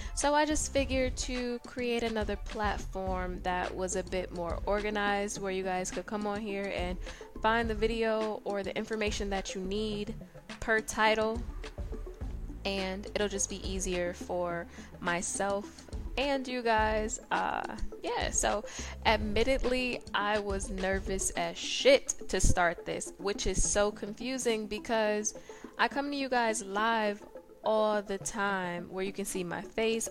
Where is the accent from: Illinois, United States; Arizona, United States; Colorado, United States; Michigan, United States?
Michigan, United States; Detroit; I am from Detroit, Michigan